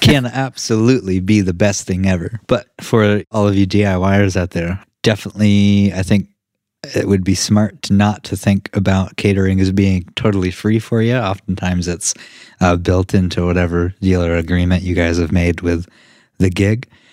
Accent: Vermont, United States; we're from Vermont

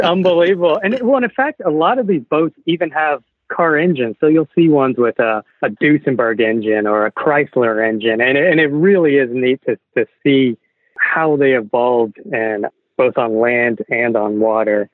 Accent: Texas, United States; growing up in Texas

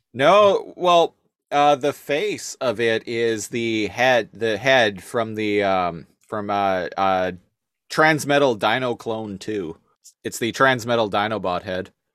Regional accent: Victoria, British Columbia, Canada; we're from Victoria, uh, British Columbia.

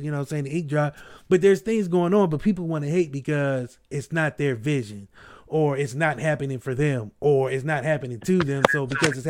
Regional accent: Akron, Ohio, United States; I'm a kid from Akron.

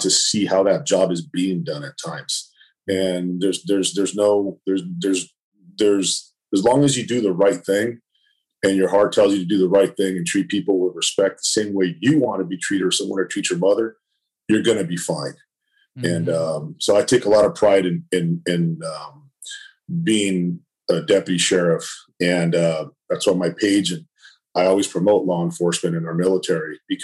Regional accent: Los Angeles, California, United States; I grew up in East LA, you know, I'm born and bred East Los, man. I'm a Garfield High School LASD graduate

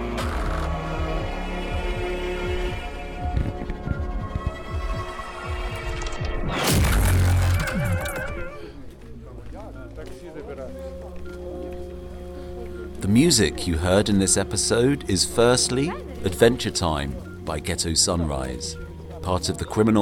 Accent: United Kingdom; also born or lived in Berlin / London; being British

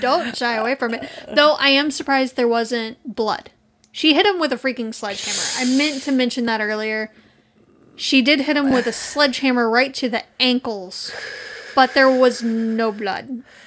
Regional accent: Texas, United States; we're from Texas.

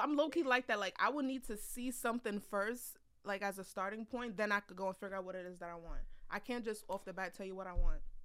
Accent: United States; We are Nigerian, born in America, but we were raised with Nigerian parents

